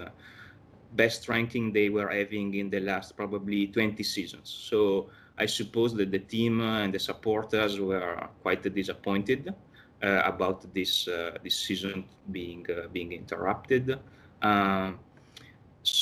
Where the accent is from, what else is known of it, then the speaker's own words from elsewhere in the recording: Verona, Veneto, Italy; now in New York, United States; I'm originally from Verona. I was born in Verona